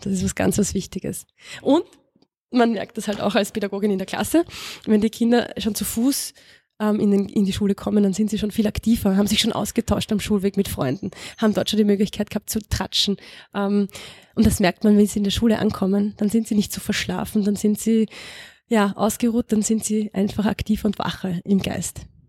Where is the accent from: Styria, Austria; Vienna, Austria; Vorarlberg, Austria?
Vienna, Austria; also born or lived in El Alto, Bolivia; Ich komme aus der Gegend, aus Aspern